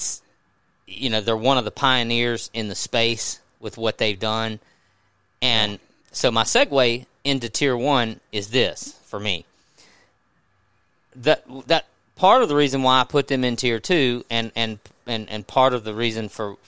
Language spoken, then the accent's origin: English; Mississippi, United States; I grew up in Mississippi